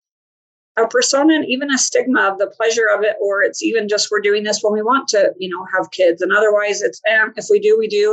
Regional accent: Utah, United States; I grew up in Utah

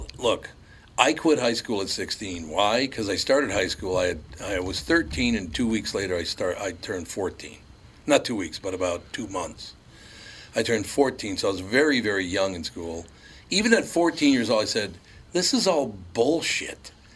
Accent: Minneapolis, Minnesota, United States; I literally grew up growing up in North Minneapolis and you know, going to St. Joe's and St. Anne's, pretty sequestered in Catholic school.

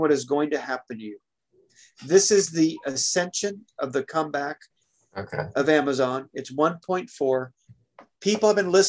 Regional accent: Portland, Oregon, United States; also born or lived in Seattle, Washington; I was born in Seattle. Boom. Okay. Grew up in Portland. Boom. Lived in San Diego.

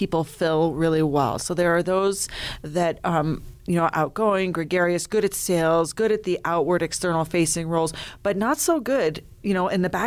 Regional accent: Canada

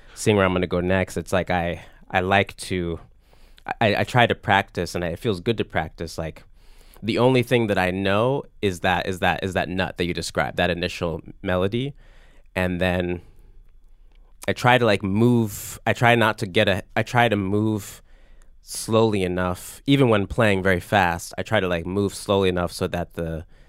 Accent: Virginia Beach, Virginia, United States; I grew up in in Virginia Beach, Virginia

